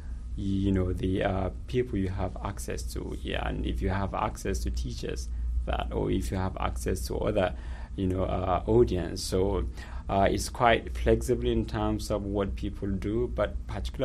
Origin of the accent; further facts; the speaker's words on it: Nigeria; moved away as an adult; also born or lived in United Kingdom; I was born and raised in Nigeria, and I went through the schooling system. And in 2011, I moved to the UK